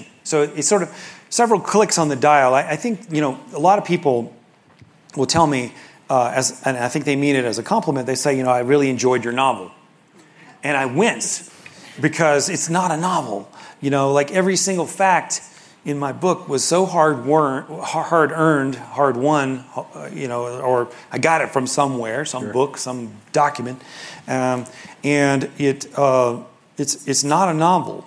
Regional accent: Memphis, Tennessee, United States; I grew up in Memphis

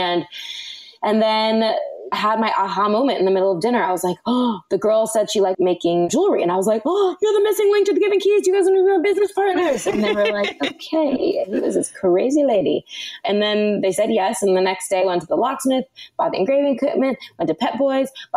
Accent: Los Angeles, California, United States; I was born and raised in Los Angeles, and I grew up acting

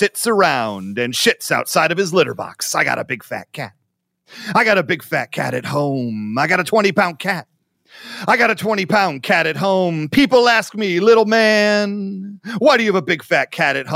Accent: Livonia, Michigan, United States; also born or lived in Ohio; it's the Livonia Mall in Livonia, Michigan, my hometown

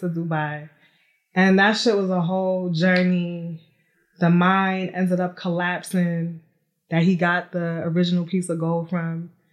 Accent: New York City, New York, United States; now in Atlanta, United States; I am from New York City, born and raised, but now I reside in Atlanta, Georgia

